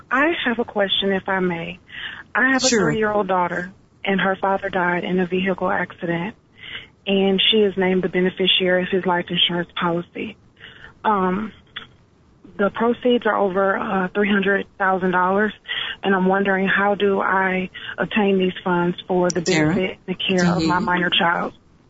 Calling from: Atlanta, Georgia, United States; I am calling from Atlanta.

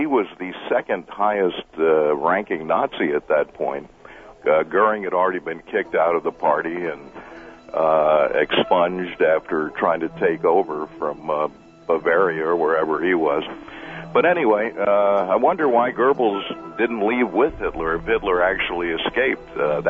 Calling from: Fort Wayne, Indiana, United States; Fort Wayne, Indiana.

